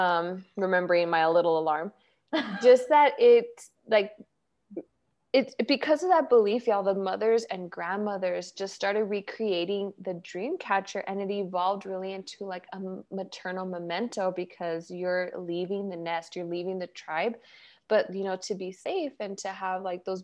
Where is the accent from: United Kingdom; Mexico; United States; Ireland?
Mexico; our Mexican culture